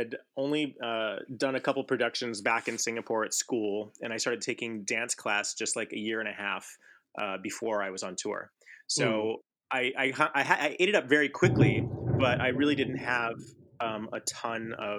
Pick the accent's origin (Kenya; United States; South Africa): United States; Los Angeles, California; I was born in Los Angeles at the Hollywood Presbyterian, so I haven't gone very far. I'm still in Hollywood.